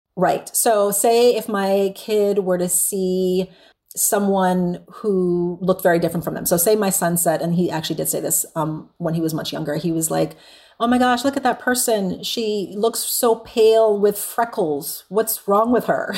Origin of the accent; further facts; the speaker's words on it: U.S. Virgin Islands; now in San Antonio, United States; I'm from the Caribbean, and I was born and raised there